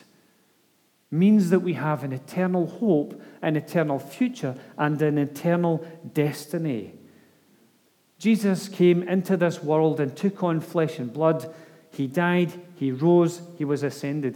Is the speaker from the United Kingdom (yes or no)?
yes; United Kingdom; I have a passport that says that I'm British